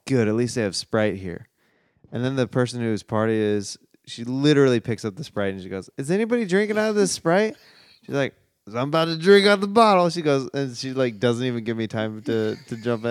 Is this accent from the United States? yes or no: yes; Kansas City, Missouri, United States; I'm from Kansas City